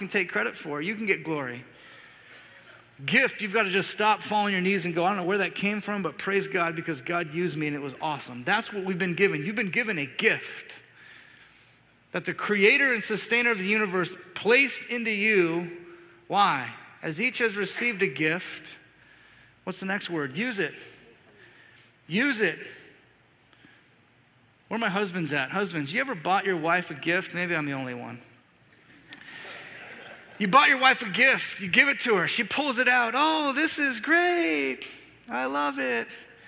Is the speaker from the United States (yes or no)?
yes; the South, United States; Well, here's my idea. I'm from the South. I want to boil up 200 pounds of crawfish, dump them out on the table, and then everyone comes out.